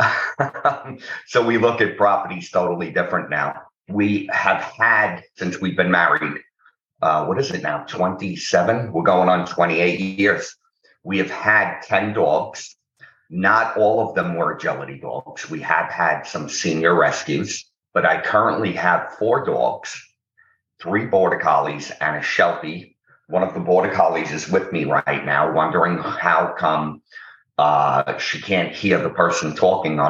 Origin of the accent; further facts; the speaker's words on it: New York City, New York, United States; I was born in New York City, in the Bronx, the borough of the Bronx, which has a bad reputation sometimes, but I had a very good time growing up